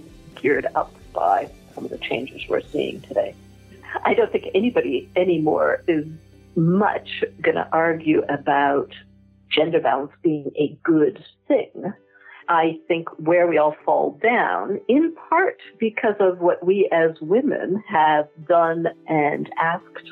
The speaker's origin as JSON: {"language": "English", "town": "Toronto", "region": "Ontario", "country": "Canada", "tie": "born or raised there", "also_born_or_lived": "Quebec City, Canada / Paris, France", "moved": "as an adult", "lives_now": "London, United Kingdom", "said": "I started out being born in Canada, in Quebec City, of a French mother and a Swiss father, both immigrants from Europe. I grew up in Toronto and did all my schooling and university there"}